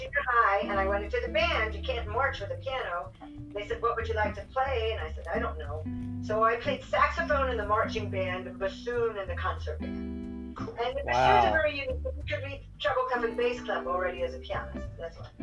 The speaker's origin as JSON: {"language": "English", "town": "Orlando", "region": "Florida", "country": "United States", "tie": "born or raised there", "also_born_or_lived": "Switzerland", "said": "I grew up here in Orlando."}